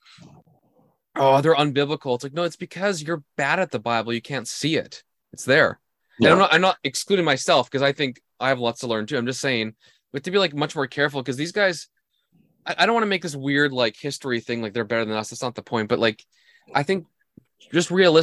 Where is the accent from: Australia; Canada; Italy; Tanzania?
Canada; I'm Canadian